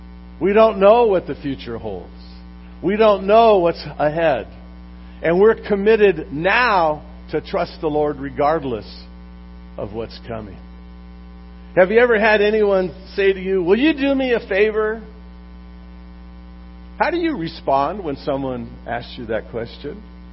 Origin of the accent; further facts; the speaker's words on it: Long Beach, California, United States; about four blocks from where I grew up in Long Beach.